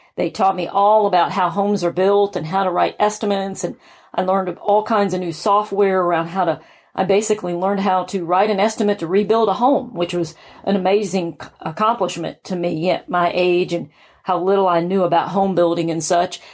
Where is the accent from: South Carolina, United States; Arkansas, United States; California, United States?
South Carolina, United States; moved away as an adult; now in Atlanta, United States; I had moved to Atlanta from my hometown of South Carolina